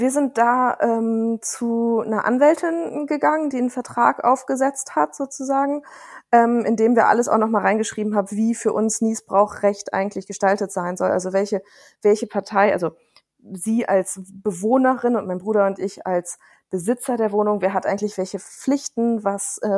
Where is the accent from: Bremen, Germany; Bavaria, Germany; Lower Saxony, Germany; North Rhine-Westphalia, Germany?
Bremen, Germany; Ich komme aus Bremen, das heißt, ich kenne da so ganz gut die Stadt